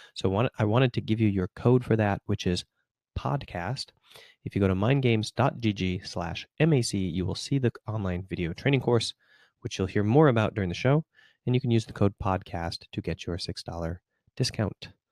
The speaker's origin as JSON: {"language": "English", "region": "Minnesota", "country": "United States", "tie": "born or raised there", "also_born_or_lived": "Finland", "moved": "as an adult", "said": "University of Minnesota, my, my home state."}